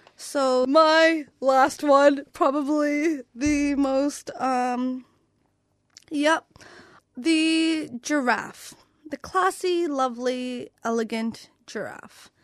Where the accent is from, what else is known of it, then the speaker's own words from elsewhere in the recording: Canada; moved away; my home country of Canada